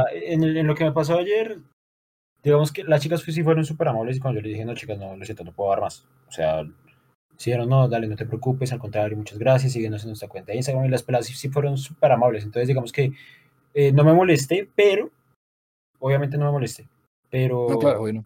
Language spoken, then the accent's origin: Spanish; Bucaramanga, Santander, Colombia; acá somos de Bucaramanga, Santander